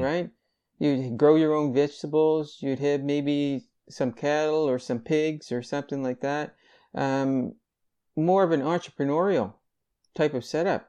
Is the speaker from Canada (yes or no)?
yes; Greenville, Nova Scotia, Canada; born or raised there; also born or lived in Halifax, Nova Scotia